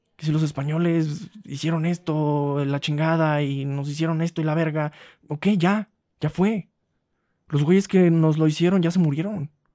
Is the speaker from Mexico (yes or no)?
yes; Huasteca, Mexico; En mi pueblo